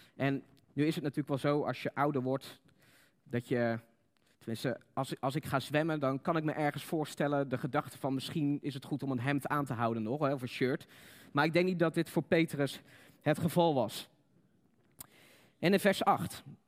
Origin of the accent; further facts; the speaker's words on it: Netherlands; Wij als Nederlanders